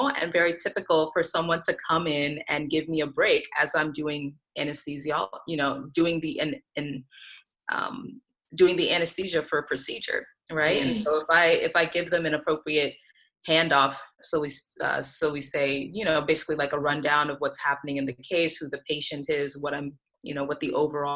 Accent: Reno, Nevada, United States; also born or lived in Lagos, Nigeria; I moved to Reno, Nevada when I was 4 years old

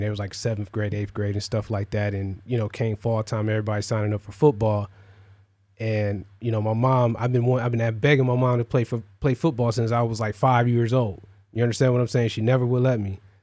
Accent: Cleveland, Ohio, United States; I'm from the Midwest, you know, like Cleveland

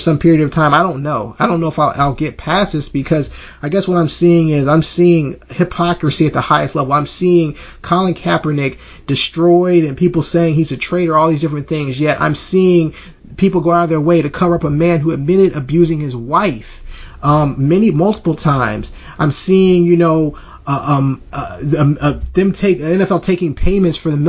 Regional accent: Alabama, United States; I'm from Alabama

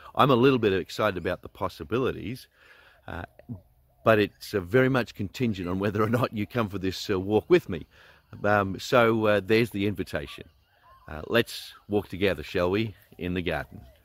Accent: Australia; as an Australian

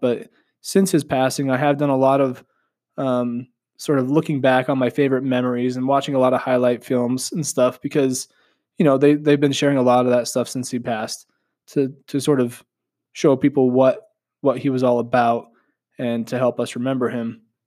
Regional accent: Southeastern Idaho, United States; I'm from Southeastern Idaho.

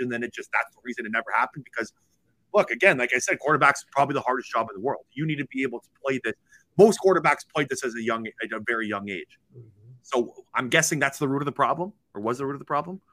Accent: Toronto, Ontario, Canada; me being from Toronto, Ontario, and growing up in Canada

